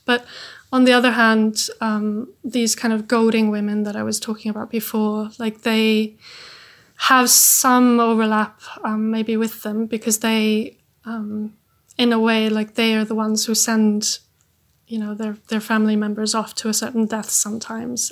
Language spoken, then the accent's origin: English; Iceland; I'm from Iceland